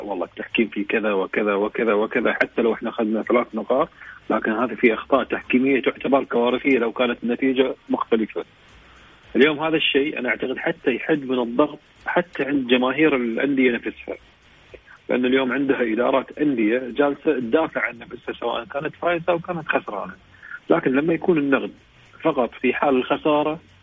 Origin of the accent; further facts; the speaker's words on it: Saudi Arabia; احنا كسعوديين